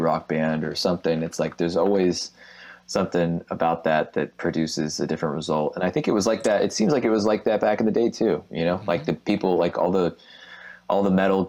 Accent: Texas, United States; growing up in Texas

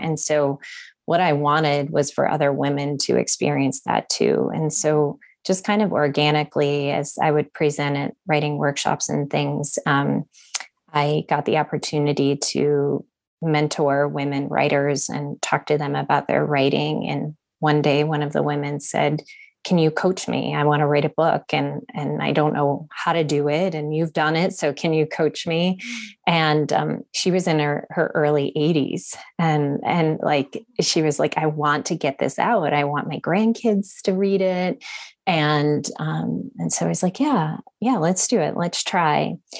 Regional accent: Honolulu, Hawaii, United States; born there; So I was born in Honolulu near the military base there.

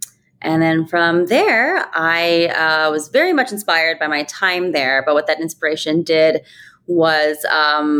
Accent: rural Ohio, United States; moved away as an adult; also born or lived in New York City; I grew up in rural Ohio, a kid of immigrants, Indian immigrants

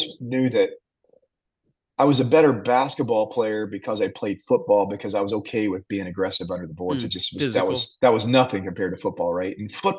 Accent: Abilene, Texas, United States; And he finds out that I'm from Abilene.

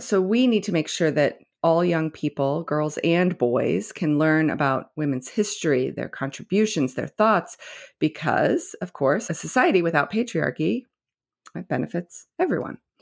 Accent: West Virginia, United States; moved away; also born or lived in Nebraska; I grew up in West Virginia and Nebraska

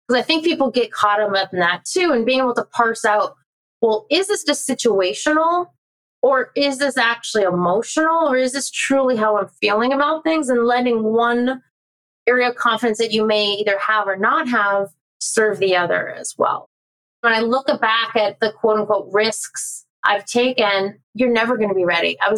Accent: California, United States; I'm from Southern California

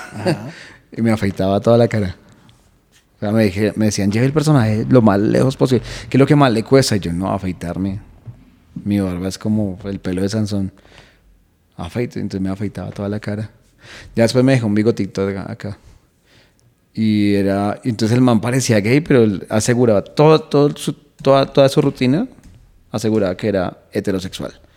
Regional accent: Colombia; also born or lived in London; de Colombia

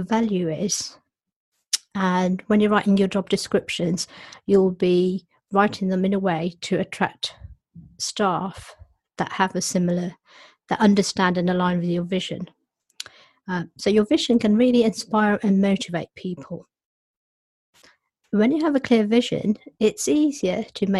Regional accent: Nairobi, Kenya; moved away; I was born in Nairobi, and my parents were born in India.

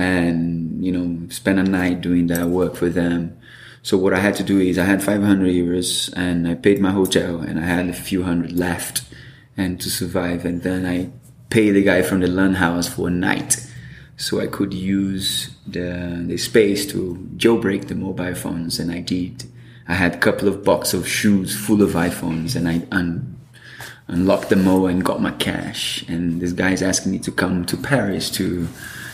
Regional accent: Brazil; moved away; I'm from Brazil

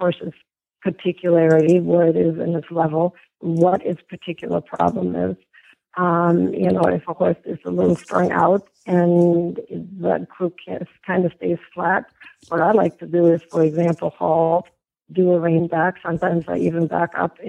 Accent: Germany; moved away; growing up in Germany

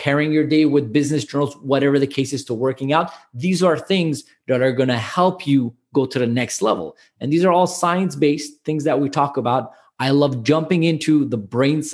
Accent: Montreal, Quebec, Canada; I'm born and raised in Montreal, but both my parents are immigrated here

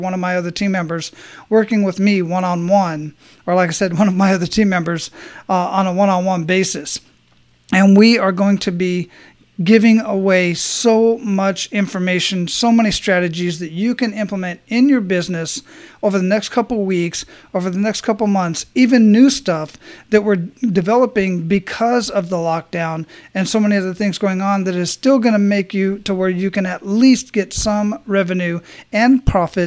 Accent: Arizona, United States; also born or lived in Hawaii; now in Florida, United States; born and raised in Arizona

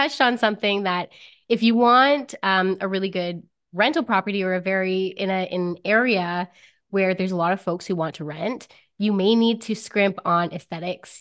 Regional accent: Timmins, Ontario, Canada; I'm from Timmins, Ontario

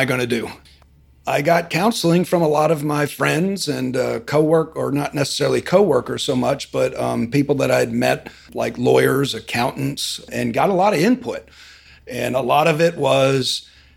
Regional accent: Frederick, Maryland, United States; now in Birmingham, United States; I grew up in Maryland, outside the Washington, D.C. area, Frederick area.

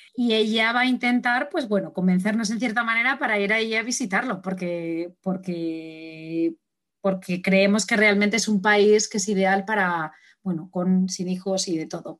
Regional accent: Spain; moved away; yo, soy de España, aunque no vivo aquí.

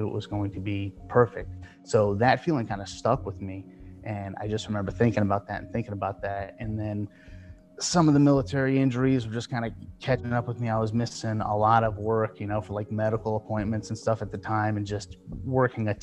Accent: South Florida, United States; moved away as an adult; I moved back down to my hometown in South Florida

